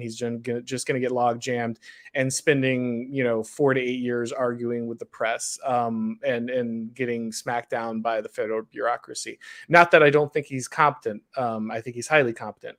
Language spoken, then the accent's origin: English; Florida, United States; I'm from Florida